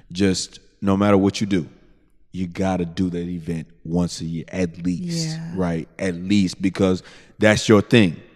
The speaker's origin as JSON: {"language": "English", "region": "Southwest", "country": "United States", "said": "Because I'm gonna tell you where I came from. You know what I'm saying? I'm from the Southwest."}